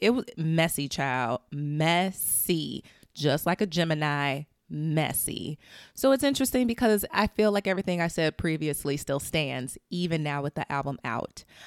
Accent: Chicago, Illinois, United States; as a Chicagoan

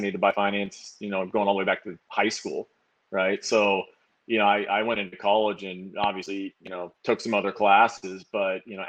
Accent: Woodinville, Washington, United States; also born or lived in Bellingham, Washington / Seattle, Washington; I grew up out in Woodinville, and I went to college up in Bellingham

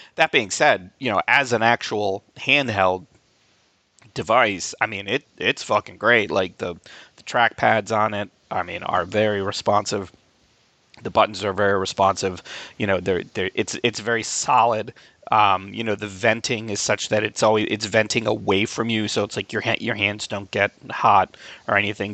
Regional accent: Albany, New York, United States; moved away; my hometown of Albany, New York

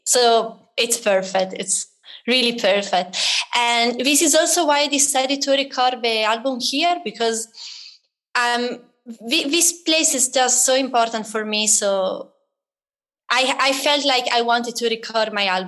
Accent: Italy; moved away as an adult; I grew up in Italy

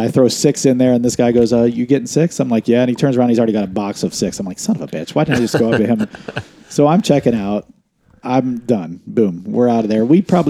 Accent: West Virginia, United States; But we are from West Virginia

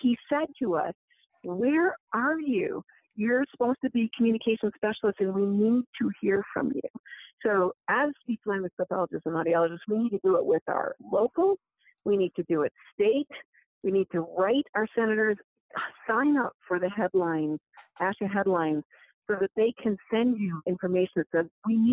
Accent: Midwest, United States; I'm from the Midwest too. I was raised with, you know, just let your work speak for yourself.

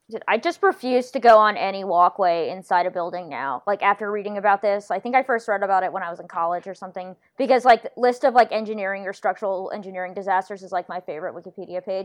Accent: North Carolina, United States; I'm from North Carolina

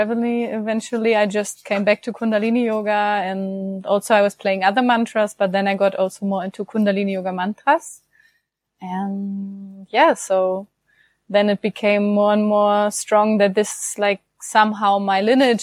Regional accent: Germany; I'm from Germany

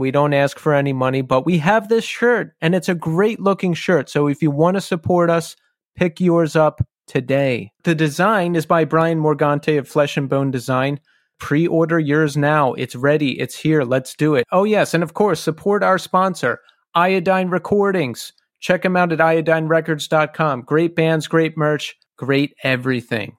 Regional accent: Philadelphia, Pennsylvania, United States; now in Brooklyn, United States; I was born outside of Philly and then raised in Philly and then moved to New York.

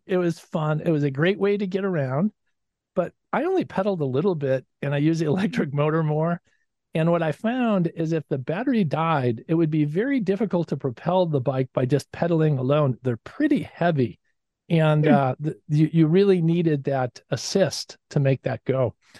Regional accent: Chicago, Illinois, United States; I'm from Chicago

